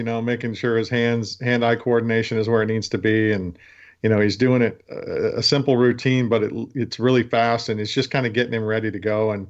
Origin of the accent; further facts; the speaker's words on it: West Coast, United States; now in Baltimore, United States; I'm originally from the West Coast.